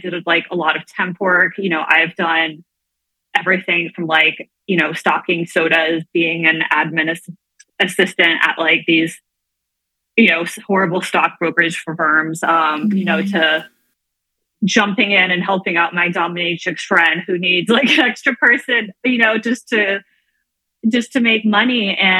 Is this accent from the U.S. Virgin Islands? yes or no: yes; U.S. Virgin Islands; now in New York City, United States; I grew up in the Virgin Islands, and I still have like half of my soul there. I have a whole giant extended family down there and go down all the time.